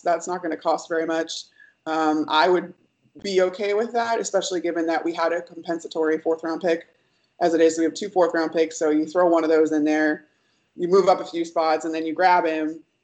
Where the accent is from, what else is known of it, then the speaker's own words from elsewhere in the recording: Chicago, Illinois, United States; I grew up in Chicago